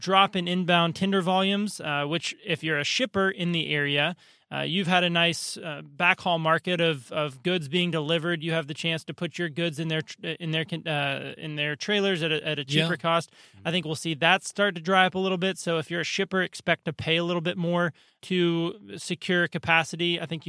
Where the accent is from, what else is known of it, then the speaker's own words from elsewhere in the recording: Ooltewah, Tennessee, United States; From Utawa, Tennessee, which means owl's nest, an Indian word meaning owl's nest.